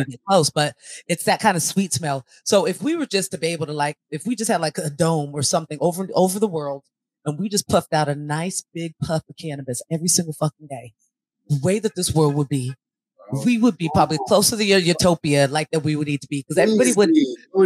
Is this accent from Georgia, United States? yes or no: no; Elk Grove, California, United States; also born or lived in San Francisco Bay Area; I was born here, have all my family out there, but was moved back here at 9. So I say I grew up in Elk Grove